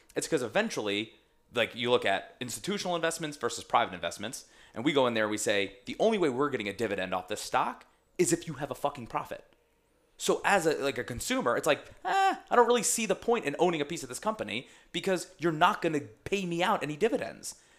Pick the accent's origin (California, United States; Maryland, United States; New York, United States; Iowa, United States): New York, United States; Long Island; where I grew up on Long Island